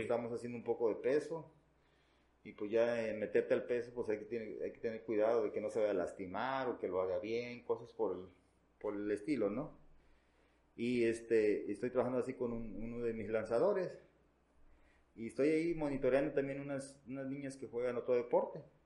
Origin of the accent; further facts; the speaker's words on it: Veracruz, Mexico; en, el caso de nuestro estado